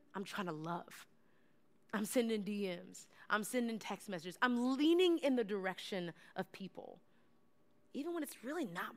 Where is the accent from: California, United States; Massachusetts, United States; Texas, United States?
Texas, United States; I'm from Texas